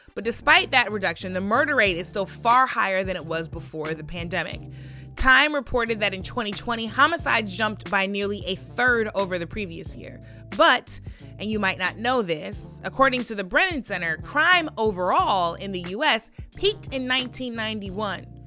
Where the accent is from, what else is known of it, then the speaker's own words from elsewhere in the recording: St. Louis, Missouri, United States; My hometown of St. Louis, full of creative, beautiful people